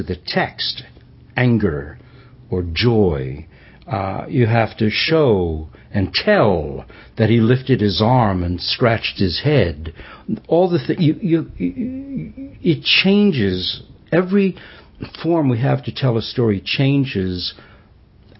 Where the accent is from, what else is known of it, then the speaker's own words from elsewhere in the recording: New York City, New York, United States; I grew up Jewish in New York City